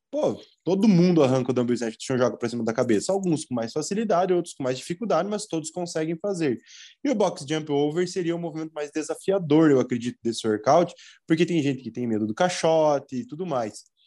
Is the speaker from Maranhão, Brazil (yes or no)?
no; Mafra, Santa Catarina, Brazil; Eu sou de Mafra, Santa Catarina.